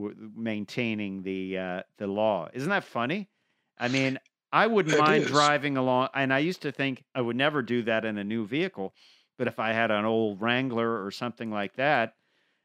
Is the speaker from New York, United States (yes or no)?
yes; Long Island, New York, United States; I grew up on Long Island